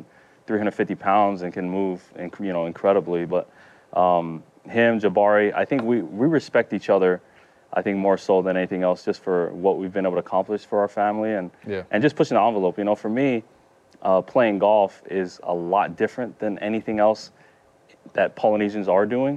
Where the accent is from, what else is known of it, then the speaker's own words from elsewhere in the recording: Utah, United States; my brother and I were playing golf growing up in Utah